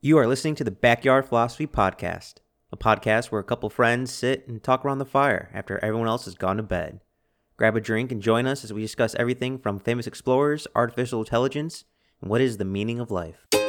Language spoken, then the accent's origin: English; Texas, United States; As a Texan